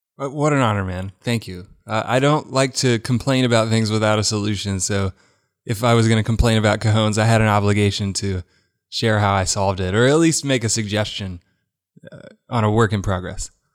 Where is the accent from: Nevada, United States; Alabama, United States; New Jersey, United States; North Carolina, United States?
Alabama, United States; Birmingham; moved away as an adult; now in Nashville, United States; I grew up in Birmingham. U A B was footsteps from my house